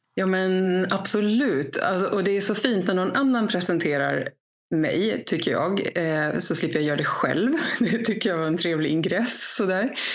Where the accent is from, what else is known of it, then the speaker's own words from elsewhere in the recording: Gotland, Sweden; Jag är född och uppvuxen här på Gotland där jag sitter